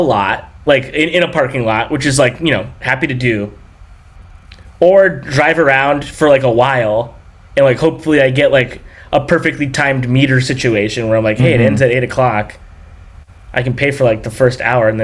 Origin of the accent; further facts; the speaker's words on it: Long Beach, California, United States; I'm from here, from Southern California. I grew up near Long Beach, Downey, Lakewood